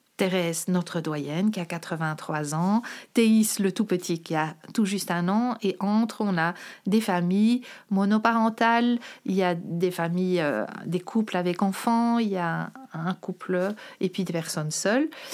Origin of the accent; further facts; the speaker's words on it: Brussels, Brussels-Capital Region, Belgium; also born or lived in Molenbeek / Forest; je suis bruxelloise depuis quasi toujours